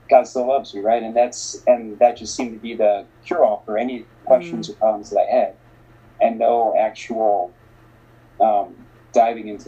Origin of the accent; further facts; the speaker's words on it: Bogotá, Bogotá Capital District, Colombia; born there; I always knew I was adopted. I always knew that I was born in Bogota, Colombia.